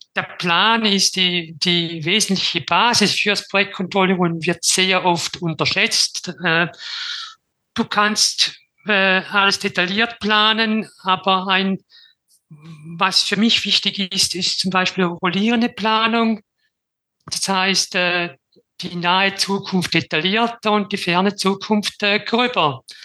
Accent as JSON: {"language": "German", "country": "Switzerland", "said": "Wie man vermutlich hört, ich komme aus der Schweiz."}